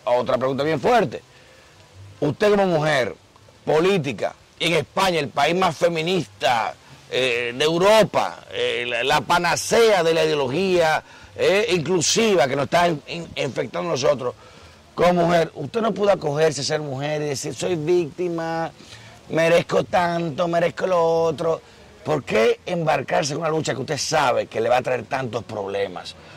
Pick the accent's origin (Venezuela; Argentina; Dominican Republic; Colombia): Dominican Republic; nuestra independencia fue contra Haití y nos sentimos españoles